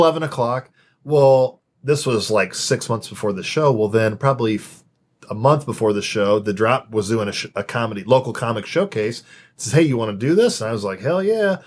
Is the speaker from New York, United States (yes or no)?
no; Champaign, Illinois, United States; moved away as an adult; also born or lived in Purdue, Indiana / Saginaw, Michigan; I grew up in Champaign, Illinois.